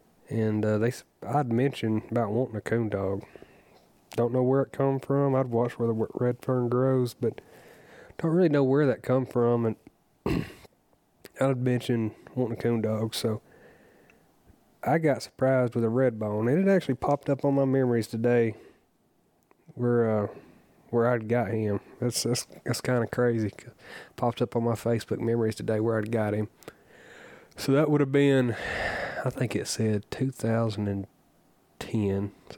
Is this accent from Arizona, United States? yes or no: no; Jasper, Alabama, United States; I lived in Haleyville, Alabama at the time. I grew up in Jasper.